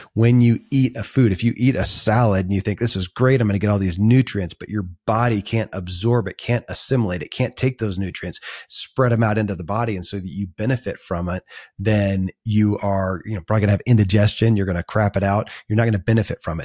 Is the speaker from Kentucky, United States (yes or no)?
yes; Kentucky, United States; born or raised there